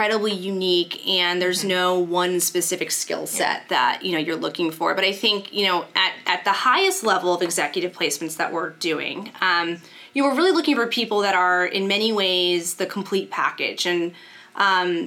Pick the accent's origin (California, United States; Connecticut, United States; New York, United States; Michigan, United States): Connecticut, United States; Shelton; I grew up in Shelton, Connecticut